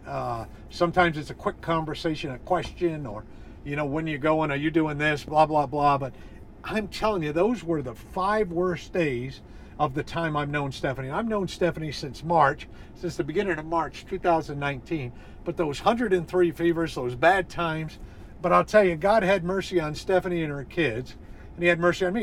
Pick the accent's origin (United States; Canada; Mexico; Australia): United States; New England; I'm from New England